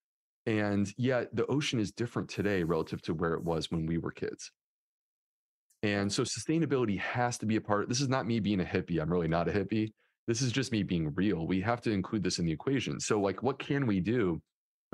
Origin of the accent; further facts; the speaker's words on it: Northeast, United States; now in Charleston, United States; I grew up in the Northeast, like close to New York City.